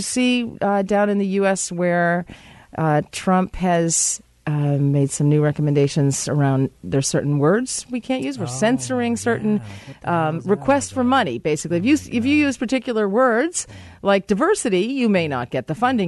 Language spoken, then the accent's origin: English; Ireland; we're both Irish